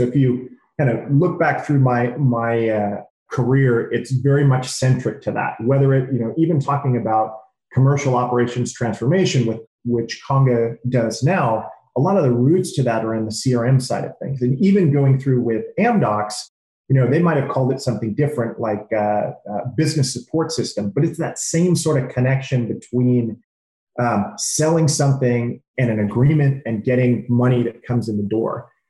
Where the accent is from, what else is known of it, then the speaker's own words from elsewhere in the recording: California, United States; So growing up in the Bay Area, you know, you're literally surrounded by tons of information, innovation, and tons of technology.